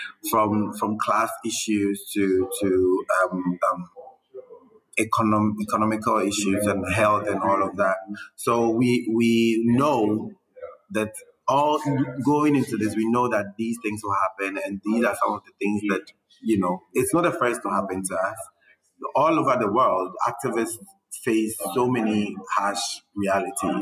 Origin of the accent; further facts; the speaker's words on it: Ghana; we grew up in Ghana. We know how Ghanaians think